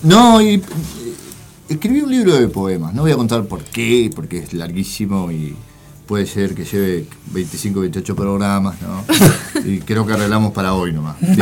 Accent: Montevideo, Uruguay; also born or lived in interior of Uruguay; yo soy de Montevideo. Ah. En ese momento viví en el interior y vine

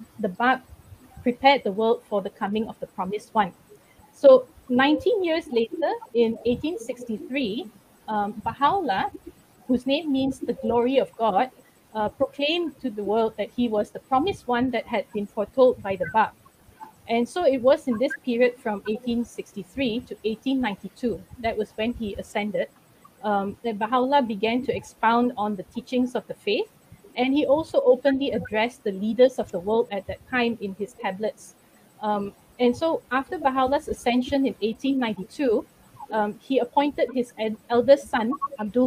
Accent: Kuala Lumpur, Malaysia; I'm from Kuala Lumpur

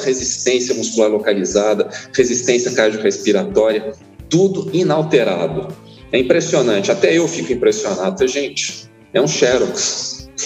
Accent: São Paulo, Brazil; now in Poços de Caldas, Brazil; Eu nasci em São Paulo, capital, em 1980

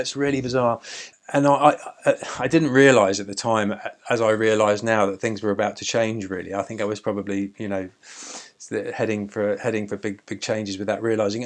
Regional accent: Seaford, South East England, United Kingdom; also born or lived in Brighton / Lewes; I came from Seaford and I used to go out in Brighton

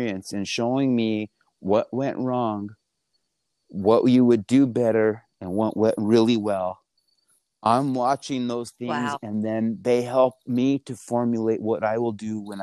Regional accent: Española, New Mexico, United States; I'm from Espanola, New Mexico, which is the northern part of the state

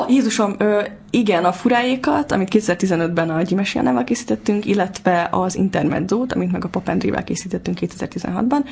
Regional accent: Budapest, Hungary; Én Óbudán születtem, Óbudán éltem, és borzalmasan fontos számomra ez a hely, az apámmal kapcsolatban is, meg a gyerekkorommal kapcsolatban is

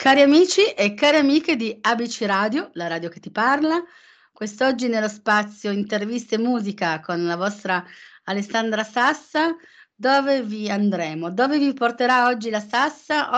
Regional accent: Turin, Piedmont, Italy; son torinese, ma sono per metà campana

